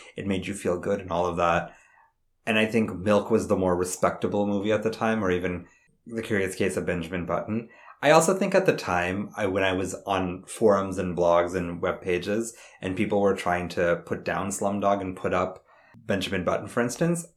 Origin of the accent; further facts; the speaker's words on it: India; I'm Indian